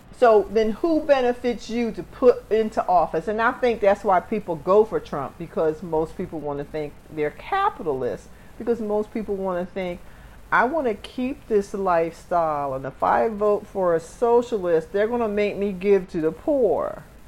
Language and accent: English; Camden, New Jersey, United States; I come from Camden, New Jersey